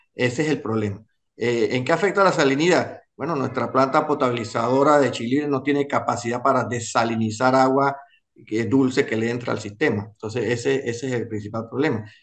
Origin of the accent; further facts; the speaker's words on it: Panama; como panameños